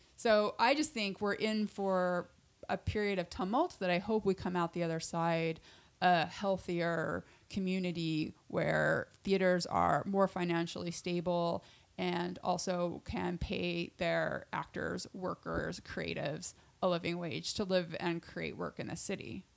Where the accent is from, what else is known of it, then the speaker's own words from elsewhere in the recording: Utah, United States; I'm from Utah